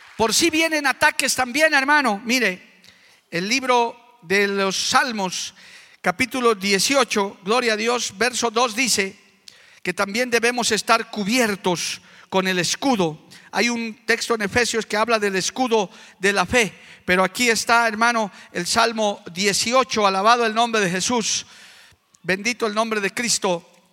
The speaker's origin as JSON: {"language": "Spanish", "country": "Bolivia", "said": "conozco mi tierra, sé cómo está mi país"}